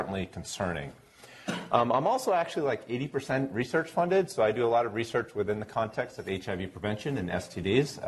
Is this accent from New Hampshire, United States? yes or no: yes; New Hampshire, United States; moved away as an adult; now in Providence, United States; So I'm currently down at Brown University in Providence, but I grew up here in New Hampshire